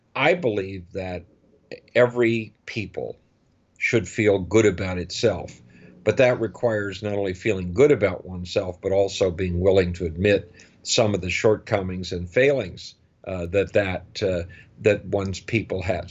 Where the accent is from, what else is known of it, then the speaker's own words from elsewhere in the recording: United States; as an American